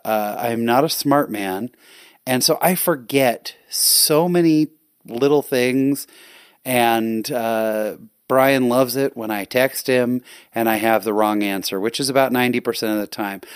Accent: California, United States; now in Utah, United States; I'm actually from California. So I grew up in California

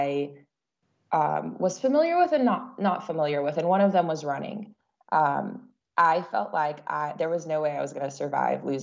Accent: Central Coast of California, United States; I was born and raised on the Central Coast of California

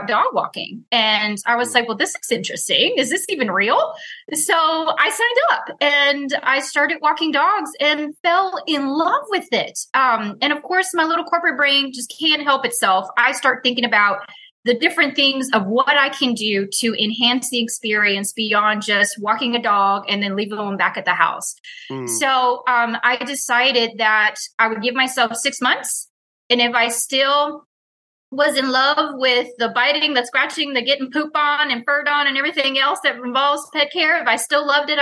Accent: Houston, Texas, United States; I was born and raised in Houston

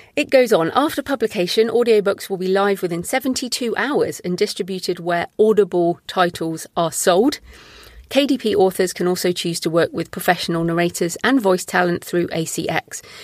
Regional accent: United Kingdom; I'm obviously a British woman

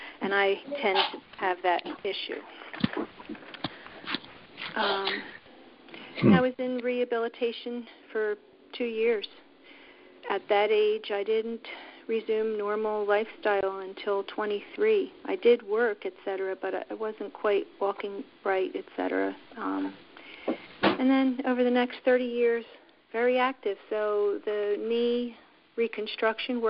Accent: Somerdale, New Jersey, United States; also born or lived in Woodstown, New Jersey; I grew up in Somerdale, New Jersey.

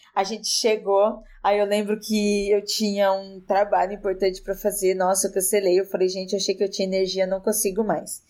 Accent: interior of São Paulo, Brazil; eu sou do interior de São Paulo e eu sou de uma região, uma região rural

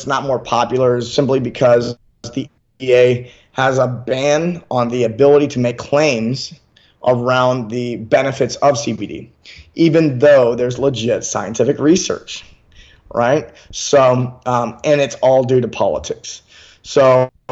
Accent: Memphis, Tennessee, United States; now in California, United States; I'm from Memphis, Tennessee

